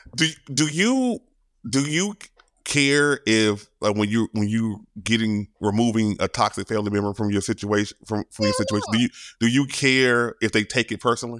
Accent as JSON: {"language": "English", "region": "Louisiana", "country": "United States", "said": "I'm from Louisiana, I'm country."}